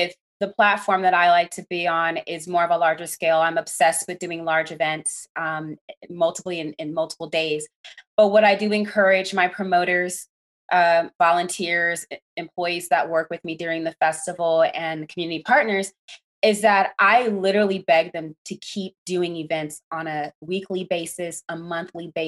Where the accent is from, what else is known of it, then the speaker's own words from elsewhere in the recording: Las Vegas, Nevada, United States; I grew up here in Las Vegas